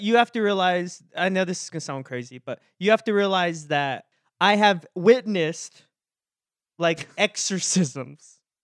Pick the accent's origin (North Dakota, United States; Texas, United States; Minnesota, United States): Texas, United States; I grew up in Texas